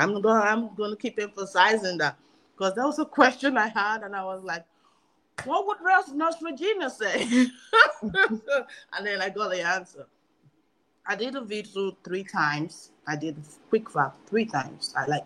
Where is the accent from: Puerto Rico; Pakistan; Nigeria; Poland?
Nigeria; I'm Nigerian.